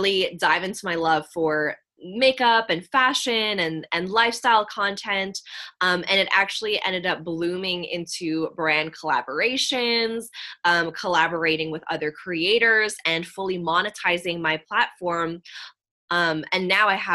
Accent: San Francisco Bay Area, California, United States; I grew up here where I still am in the San Francisco Bay Area

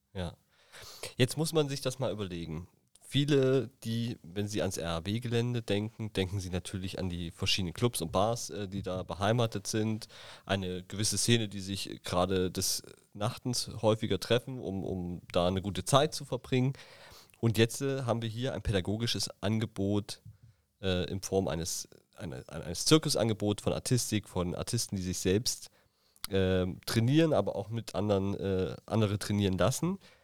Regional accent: Thuringia, Germany; now in Berlin, Germany; in meiner Heimat in Thüringen

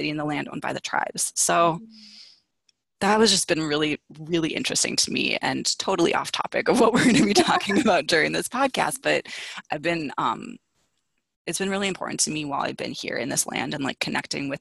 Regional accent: Minneapolis, Minnesota, United States; I'm from Minneapolis, Minnesota

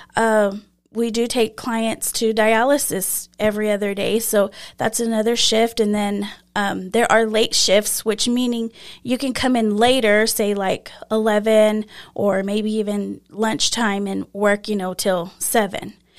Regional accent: Lamesa, Texas, United States; I grew up here in La Mesa

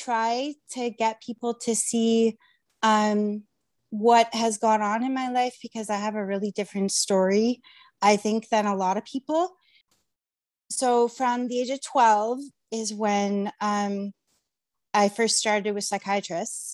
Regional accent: Mississauga, Ontario, Canada; from Mississauga and I'm a writer.

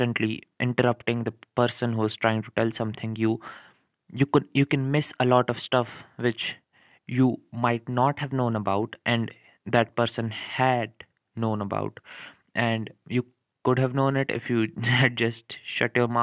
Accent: India; I'm from India

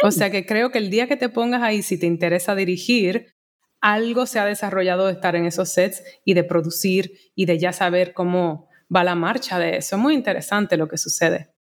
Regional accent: Santo Domingo, Dominican Republic; moved away as an adult; also born or lived in Elizabeth, New Jersey, United States / New York, United States; yo llegué a Santo Domingo con dos años, me crié en Santo Domingo

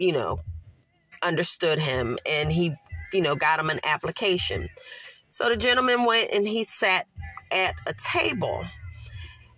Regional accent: Philadelphia, Pennsylvania, United States; moved away as an adult; I grew up by there

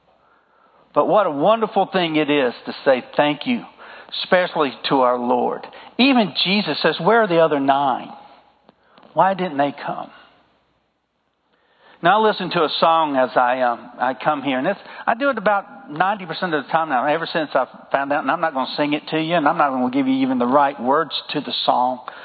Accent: the South, United States; accent: southern; my southern accent

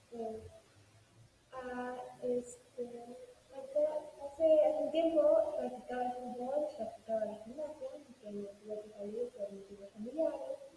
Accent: Mexico City, Mexico; hoy les voy a contar todo sobre mí. Yo nací en la Ciudad de México y tengo, actualmente tengo 14 años. Eh, nací en 2007, del 13 de marzo.

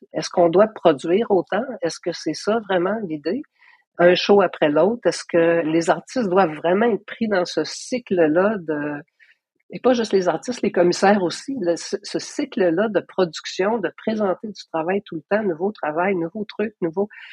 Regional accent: Gatineau, Quebec, Canada; also born or lived in Paris, France; j'ai grandi à Hall

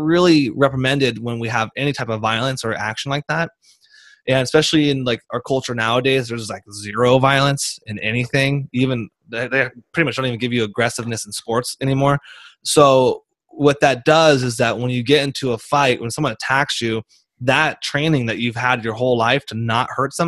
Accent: United States; I'm from America

